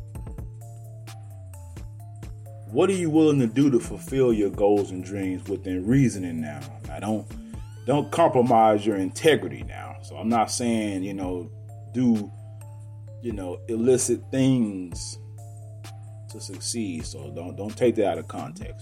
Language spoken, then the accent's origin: English; Garland, Texas, United States; also born or lived in Monroe, Louisiana; I was born in Monroe, Louisiana, and my mother moved us out here when I was 5 years old. And I was turning six, basically. And we moved to a town called Garland, Texas